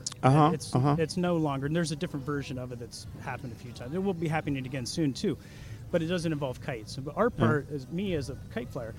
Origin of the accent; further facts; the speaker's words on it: St. Petersburg, Florida, United States; I'm from St. Petersburg